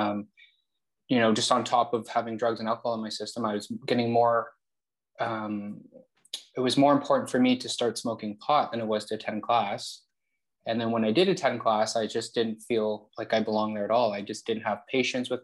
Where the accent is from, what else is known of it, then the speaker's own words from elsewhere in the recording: Toronto, Ontario, Canada; I'm born and raised in Toronto